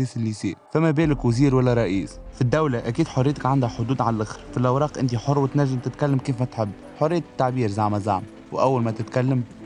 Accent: Tunisia; انا تونسي

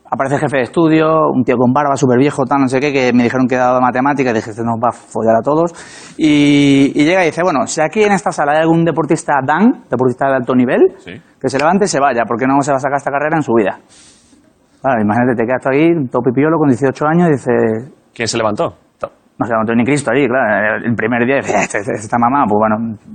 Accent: Málaga, Andalusia, Spain; moved away as an adult; now in Madrid, Spain; Yo soy de Málaga, vengo a Madrid, 18 años. Todo dice, vas, deja a tus padres.

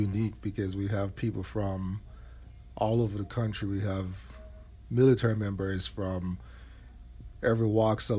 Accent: Jamaica; moved away as an adult; also born or lived in New York; now in United States; growing up in Jamaica

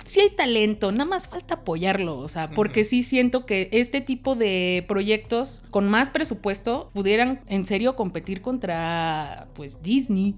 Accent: Mexico; somos mexicanos

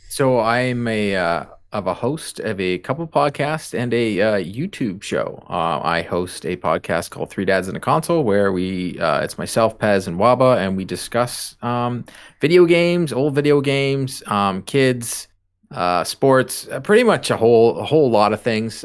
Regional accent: Canada; we're Canadian

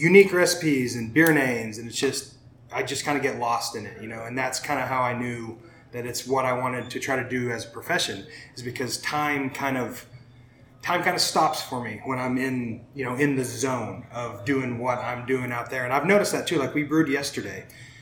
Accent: Shattuck, Oklahoma, United States; now in Oklahoma City, United States; Grew up in the metropolis of Shattuck, Oklahoma

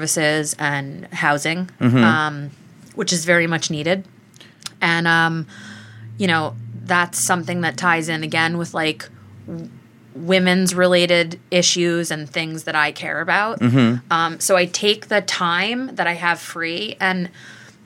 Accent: Key West, Florida, United States; I was born in Key West, Florida

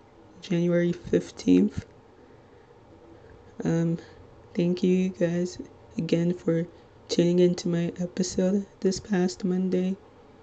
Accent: Little Ferry, New Jersey, United States; I'm 22 years old, and I'm from Little Ferry, New Jersey

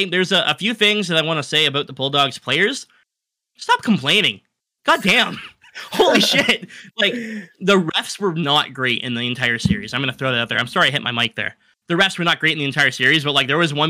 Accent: Windsor, Ontario, Canada; my hometown team

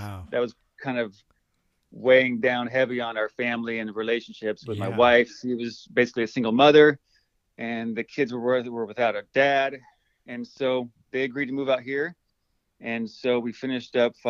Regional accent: Los Osos, California, United States; moved away as an adult; also born or lived in San Luis Obispo, California; now in Oahu, United States; I am from San Luis Obispo. Actually, born in San Luis, raised out in Los Osos

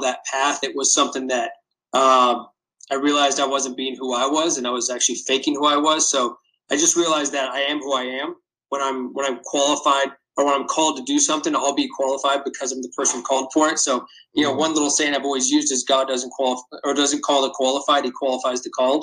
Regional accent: West Coast, United States; I grew up on the West Coast, a San Diego Padres fan

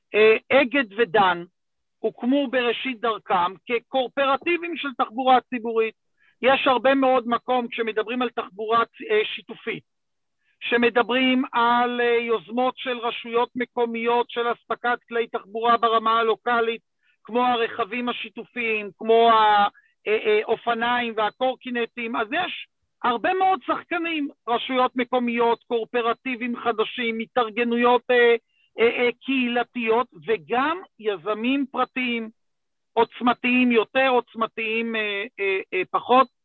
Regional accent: Gush Dan, Israel; also born or lived in Jerusalem; אני איש גוש דן

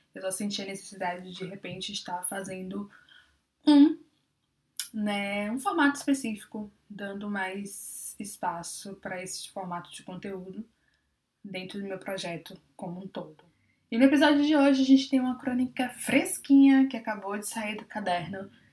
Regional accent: Bahia, Brazil; Eu sou da Bahia

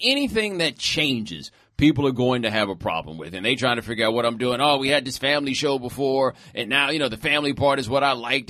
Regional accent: Houston, Texas, United States; I'm from Houston

